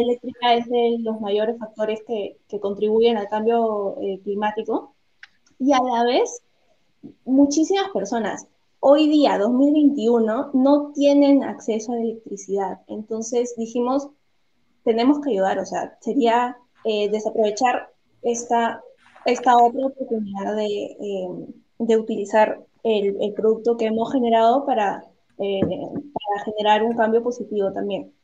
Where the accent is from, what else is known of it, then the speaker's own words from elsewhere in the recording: Peru; nosotras somos peruanas